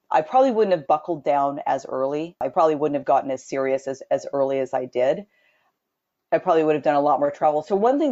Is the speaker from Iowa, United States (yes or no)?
no; Southern California, United States; I was born and raised in Southern California